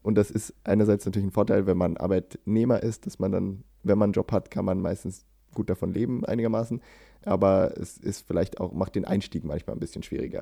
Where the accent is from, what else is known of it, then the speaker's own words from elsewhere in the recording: Germany; now in Sweden; als Deutscher in Schweden